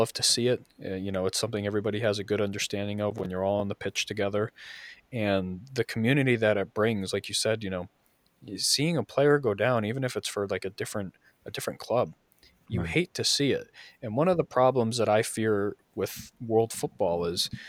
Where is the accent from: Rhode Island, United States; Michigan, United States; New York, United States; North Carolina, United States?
New York, United States; I was a kid, I grew up in New York